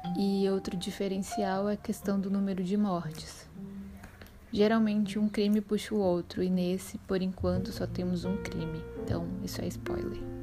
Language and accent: Portuguese; Belém, Pará, Brazil; now in Salvador, Brazil; Sou paraense de nascimento, nasci em Belém do Pará